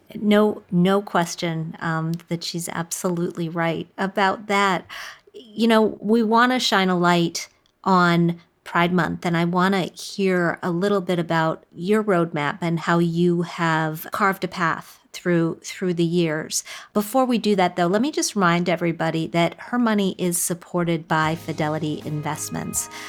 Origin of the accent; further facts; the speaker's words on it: Wisconsin, United States; I grew up in Wisconsin, and we spent a lot of time on lakes